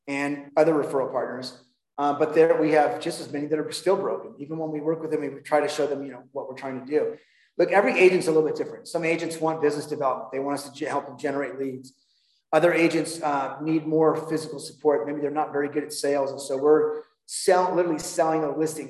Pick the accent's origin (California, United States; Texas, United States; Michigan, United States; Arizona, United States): California, United States; Huntington Beach; moved away as an adult; now in Denver, United States; I, I grew up in Huntington Beach, California, and uh, lived there most of my life.